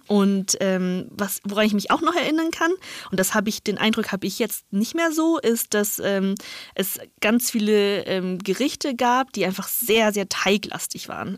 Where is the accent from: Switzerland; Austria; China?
China; northern China; now in Germany; ich bin in Nordchina aufgewachsen